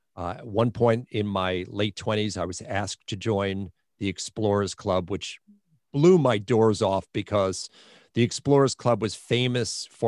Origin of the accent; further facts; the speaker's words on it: Long Island, New York, United States; accent: Long Island; I grew up on Long Island, and subsequently I had a Long Island accent, which I hopefully I'm beginning to lose